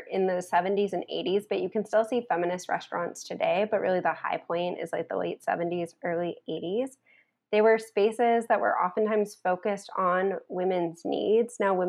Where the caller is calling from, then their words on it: Montreal, Quebec, Canada; I'm calling in from Montreal, Canada